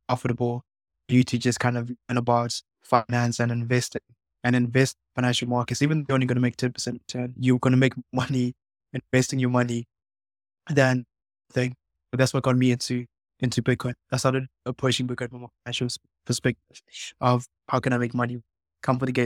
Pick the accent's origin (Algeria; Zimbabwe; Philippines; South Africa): Zimbabwe; I'm actually from Zimbabwe.